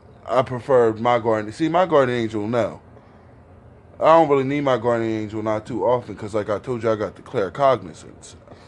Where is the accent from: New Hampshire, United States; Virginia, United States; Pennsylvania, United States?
Pennsylvania, United States; Philadelphia; because, see, I'm from Philadelphia.